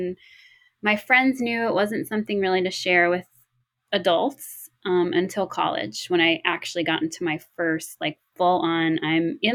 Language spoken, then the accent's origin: English; New York City, New York, United States; we were growing up in Brooklyn in high school, Brooklyn, New York